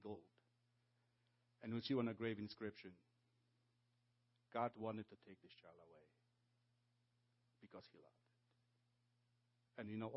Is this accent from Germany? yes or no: no; Poland; now in Canada; I came from Poland.